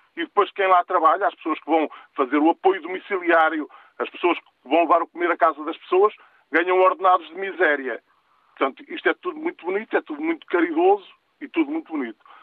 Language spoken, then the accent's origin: Portuguese; interior of Portugal, Portugal; eu sou do interior, eu sou do interior, sou de uma aldeia